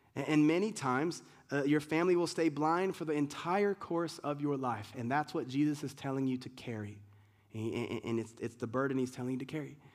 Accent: United States; being an American, Americans like, we don't have culture

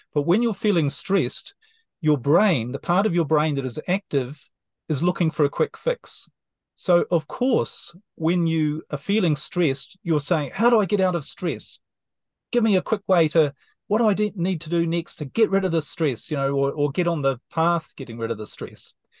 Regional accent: New Zealand; moved away as an adult; New Zealand, my home country

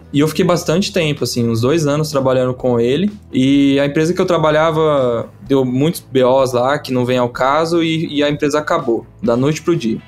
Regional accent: Ribeirão Preto, São Paulo, Brazil; Ribeirão é a terra do chopp, e a gente é de Ribeirão Preto

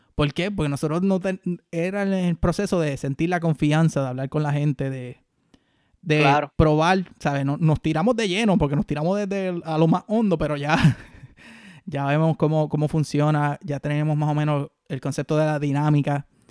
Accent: Puerto Rico; los boricuas nosotros

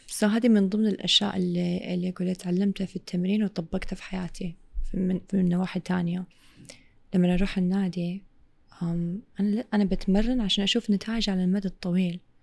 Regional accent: Saudi Arabia; Arabic is a second language; also born or lived in England; بعد ان امي وابوي اتطلقوا وابوي اخذني السعوديه جيت على السعوديه وقتها ما كنت اتكلم عربي ابدا ابدا

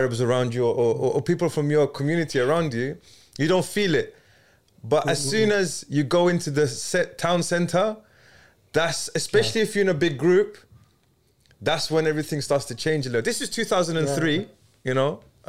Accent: London, United Kingdom

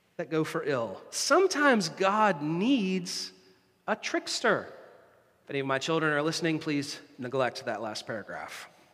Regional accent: United States; now in Canada; An ancestor of mine signed the Declaration of Independence, which is pretty cool as an American

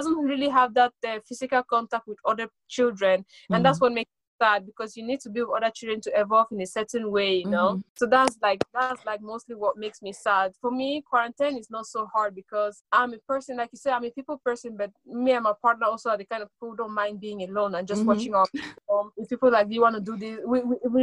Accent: Sweden; also born or lived in Cameroon; I'm Cameroonian born, I grew up in Sweden.

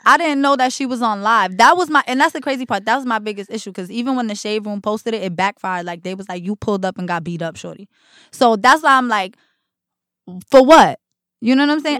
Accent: Jersey City, New Jersey, United States; also born or lived in Newark; I grew up in Jersey City in Newark.

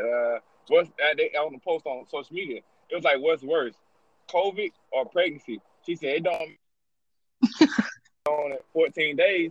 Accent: Marion, Alabama, United States; I'm from the country. So they the most biased people ever. I'm from Marion, Alabama.

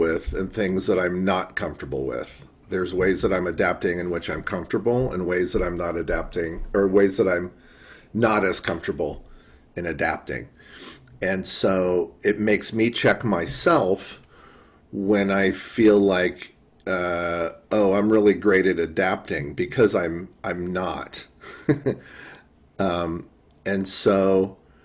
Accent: Chicago, Illinois, United States; I'm from Chicago

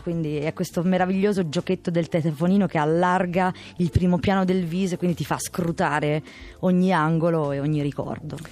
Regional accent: Albano Laziale, Lazio, Italy; also born or lived in Quadraro, Rome; now in Rome, Italy; Sto al quadraro, sono di Albano.

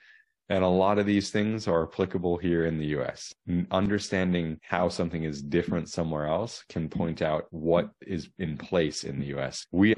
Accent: Asia, Australia; now in United States; I was born in Australia and grew up in Asia.

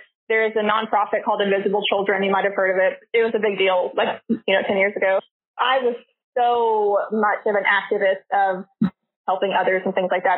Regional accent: Little Rock, Arkansas, United States; now in Conway, United States; Little Rock.

